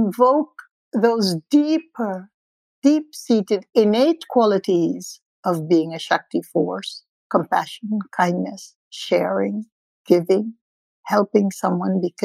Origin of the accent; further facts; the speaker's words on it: India; being an Indian or an ethnic person does have its advantages